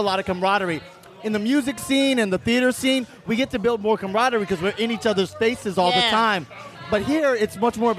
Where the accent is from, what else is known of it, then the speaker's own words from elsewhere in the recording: St. Croix, U.S. Virgin Islands; moved away as an adult; I grew up in St. Croix in the U.S. Virgin Islands